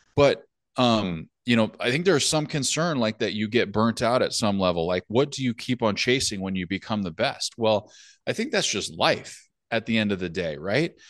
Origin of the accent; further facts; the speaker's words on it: California, United States; now in northern United States; I grew up in California, obviously played hockey there, never had an issue